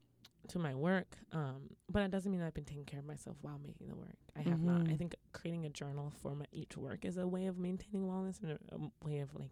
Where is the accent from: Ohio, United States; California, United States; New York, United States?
New York, United States; Brooklyn; It's a beautiful walk. I grew up in Bed-Stuy. I'm from Bed-Stuy.